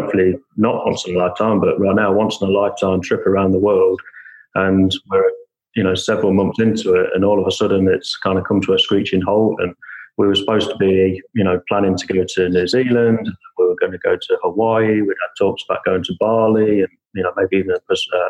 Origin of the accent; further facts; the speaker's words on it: England, United Kingdom; also born or lived in San Antonio, United States; now in United States; So I'm originally from England, and I moved over to the US some 20 years ago now